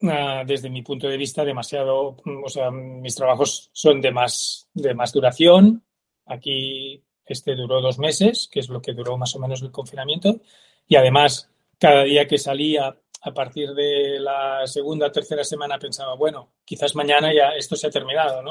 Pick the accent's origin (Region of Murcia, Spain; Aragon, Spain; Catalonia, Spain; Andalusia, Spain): Catalonia, Spain; Terrassa; yo soy de Tarrasa